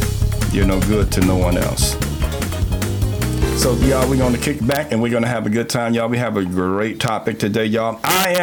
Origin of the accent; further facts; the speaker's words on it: New York City, New York, United States; now in Spartanburg, United States; New York City. That's because that's where I'm from